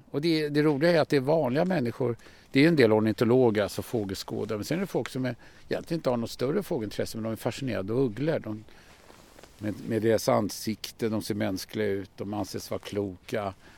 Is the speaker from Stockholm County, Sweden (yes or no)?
yes; Stockholm, Stockholm County, Sweden; Jag föddes på norra Djurgården i Liljanskogen på Allmänna BB. Va? Och eh, jag har ju växt upp i den här miljön. Det här är mina hemmatrakter